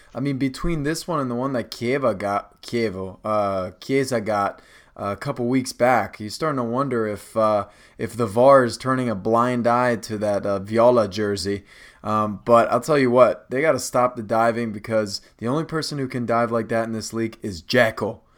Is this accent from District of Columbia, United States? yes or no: no; Rockville, Maryland, United States; also born or lived in Potomac, Maryland; I'm from Rockville, Potomac